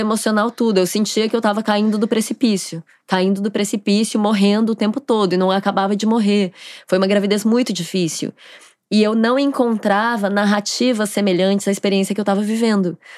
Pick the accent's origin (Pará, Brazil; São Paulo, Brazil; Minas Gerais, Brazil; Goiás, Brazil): Goiás, Brazil; Goiânia; moved away as an adult; now in Rio de Janeiro, Brazil; eu sou de Goiânia